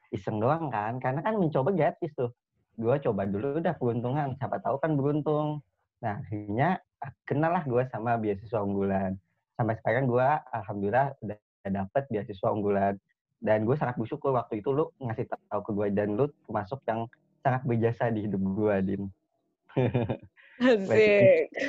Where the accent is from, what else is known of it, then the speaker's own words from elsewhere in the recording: Kalimantan, Indonesia; karena gue itu dari Kalimantan dulunya.